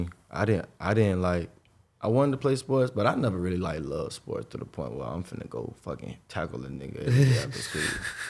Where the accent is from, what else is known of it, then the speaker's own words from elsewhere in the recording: Jacksonville, Florida, United States; Jacksonville, Florida. I'm from Jacksonville, Northside